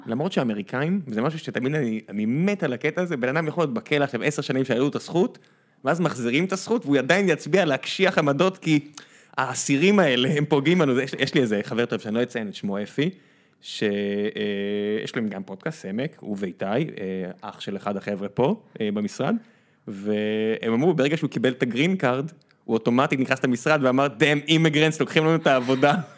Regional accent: Israel; כישראלי נורא קשה לי עם זה, כי בארץ תמיד מרגיש לי

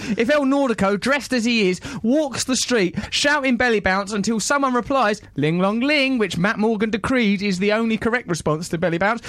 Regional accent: Dartford, South East England, United Kingdom; I wish I'd known that when I was a little girl growing up in Dartford.

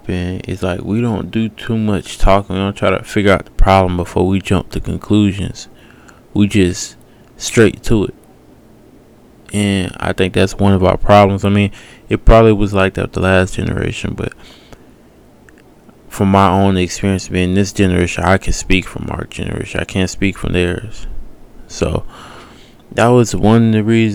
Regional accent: Decatur, Georgia, United States; I'm from Decatur, Georgia, East Atlanta

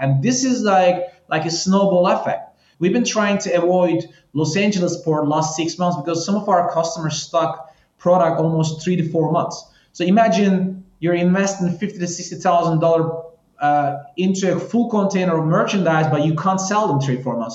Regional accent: Istanbul, Turkey; moved away as an adult; also born or lived in Paris, France / China; now in Miami, United States; I'm, I'm originally from Istanbul, Turkey. Um, I left Turkey maybe like 12 years ago

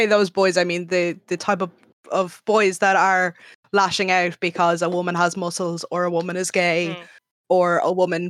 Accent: Ireland; I'm Irish.

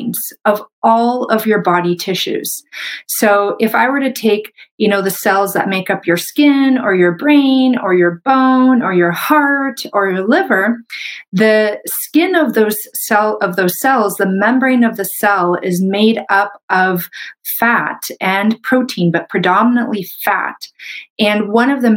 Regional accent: Canada; I'm a Canadian medical doctor

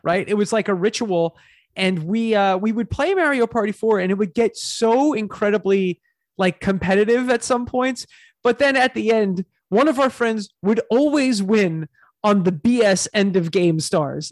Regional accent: Long Island, New York, United States; we're from Long Island

